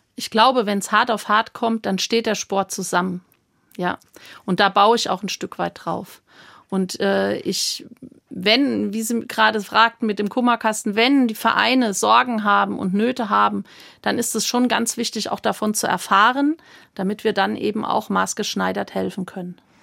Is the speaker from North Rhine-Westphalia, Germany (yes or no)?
no; Hammersbach, Hesse, Germany; bei uns im Ort in, in Hammersbach, wo ich aufgewachsen bin, in main kinzig